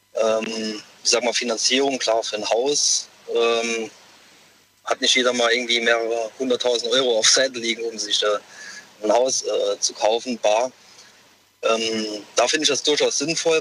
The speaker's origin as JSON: {"language": "German", "town": "Saarbrücken", "region": "Saarland", "country": "Germany", "said": "Ich, ich komme aus Saarbrücken"}